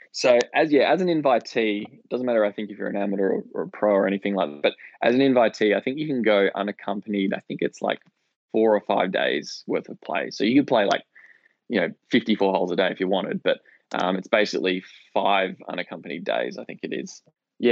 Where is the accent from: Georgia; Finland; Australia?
Australia; Perth, Western Australia; moved away as an adult; also born or lived in Melbourne, Australia / St Andrews, Scotland; coming from Australia, other side of the world